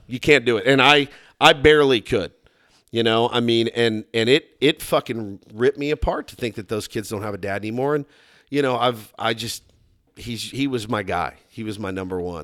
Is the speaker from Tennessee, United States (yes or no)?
no; Texas, United States; I'm from Texas